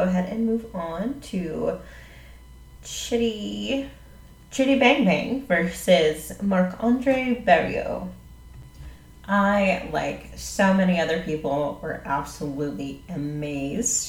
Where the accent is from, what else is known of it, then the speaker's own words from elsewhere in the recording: Jacksonville, United States; moved away; I'm from Jacksonville. I'm not even from here